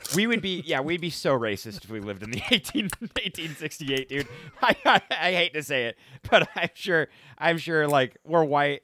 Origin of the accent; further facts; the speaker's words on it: Salt Lake City, Utah, United States; we're both from Salt Lake City, Utah